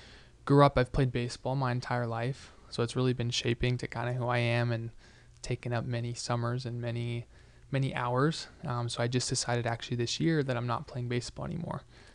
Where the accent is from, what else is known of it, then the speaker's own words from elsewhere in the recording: Golden, Colorado, United States; I was born and raised in Golden, Colorado.